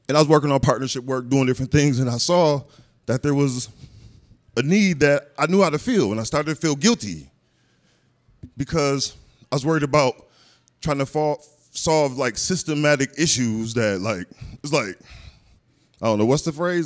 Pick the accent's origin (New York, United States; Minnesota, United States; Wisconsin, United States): Minnesota, United States; Minneapolis; I grew up in North Minneapolis, uh, Minnesota